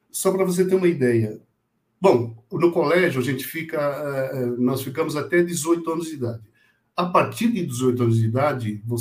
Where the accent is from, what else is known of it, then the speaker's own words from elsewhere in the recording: Monteiro Lobato, São Paulo, Brazil; De onde você é? Falei, ah, sou do Monteiro Lobato.